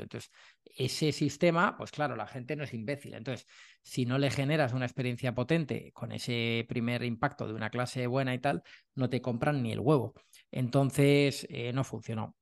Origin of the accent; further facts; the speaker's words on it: Madrid, Community of Madrid, Spain; moved away as an adult; now in Málaga, Spain; yo soy de Madrid, vivía en Madrid durante toda mi vida y, me vine a Málaga hace cosa un año